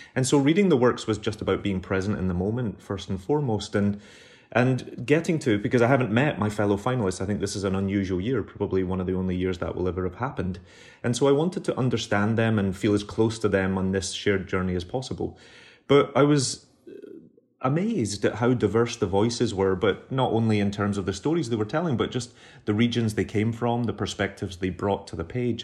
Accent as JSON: {"language": "English", "town": "Glasgow", "region": "Scotland", "country": "United Kingdom", "tie": "born or raised there", "moved": "as an adult", "lives_now": "New York, United States", "said": "I'm an immigrant now. I was born and raised in Glasgow. All my family are still on the south side, but I live in New York."}